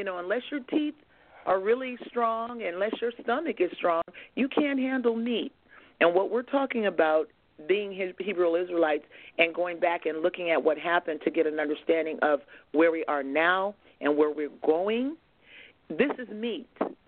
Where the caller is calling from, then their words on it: Merced, California, United States; I am calling from Merced, California.